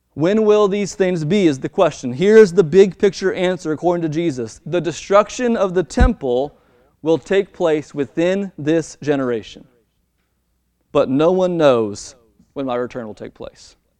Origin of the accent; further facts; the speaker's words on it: Baltimore, Maryland, United States; my hometown in Baltimore, Maryland